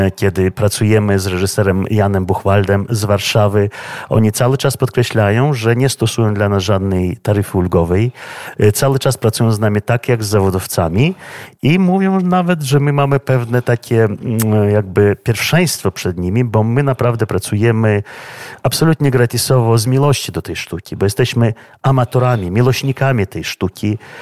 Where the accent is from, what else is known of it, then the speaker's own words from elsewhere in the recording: Vilnius, Vilnius County, Lithuania; przyszedłem do tego teatru w 1978 roku w wieku 15 lat, będąc uczniem szkoły średniej imienia y, Szymona Konarskiego, wczesnej 29 średniej szkoły w Wilnie